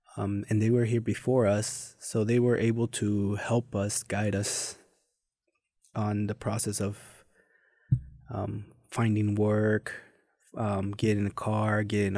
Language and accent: English; Mexico City, Mexico; English is a second language; So I was born and raised in Mexico City. There's a side of it where it's Ecatepec, so not the heart of Mexico City, but the outsides.